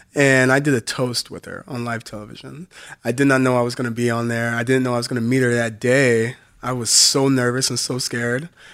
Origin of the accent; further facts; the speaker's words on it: Southern Illinois, United States; I'm from Southern Illinois